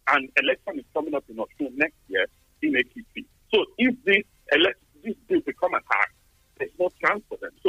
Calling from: Tottenham, London, United Kingdom; I'm coming from Tottenham.

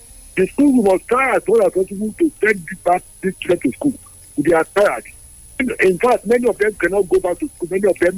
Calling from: Dakar, Senegal; I'm calling from Dakar.

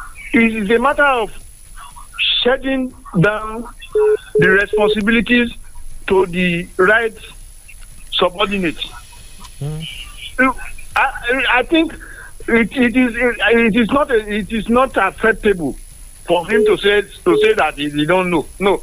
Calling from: Songo, Nigeria; I'm calling from Songo.

